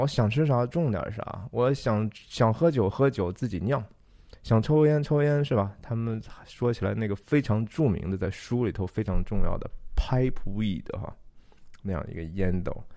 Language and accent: Chinese; Shanxi, China; 我是山西人